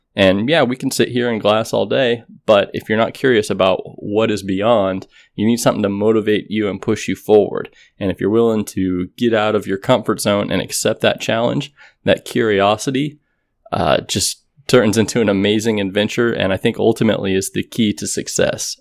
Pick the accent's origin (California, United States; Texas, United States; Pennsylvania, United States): Texas, United States; growing up in Texas